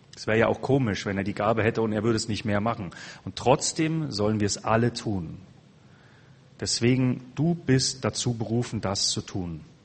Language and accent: German; Germany; also born or lived in Passau; unsere Mentalität als Deutsche.